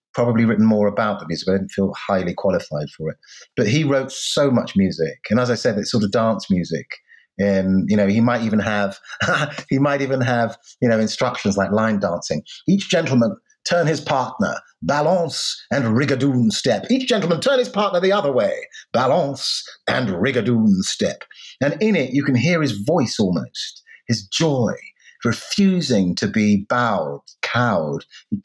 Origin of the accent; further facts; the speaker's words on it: United Kingdom; the Britain that I grew up